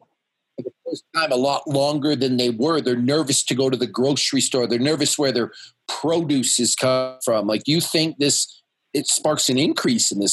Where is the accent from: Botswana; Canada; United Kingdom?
Canada; I'm Canadian